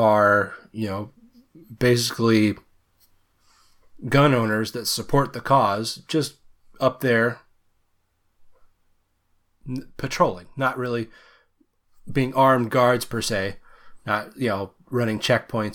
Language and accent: English; Seattle, Washington, United States; a resident of Washington